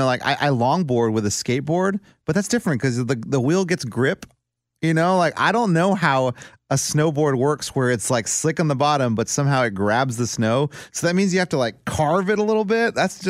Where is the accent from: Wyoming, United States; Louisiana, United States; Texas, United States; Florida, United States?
Texas, United States; now in Nashville, United States; I'm from Texas. Like literally it was growing up, it was 80 degrees on Christmas Day, like every year.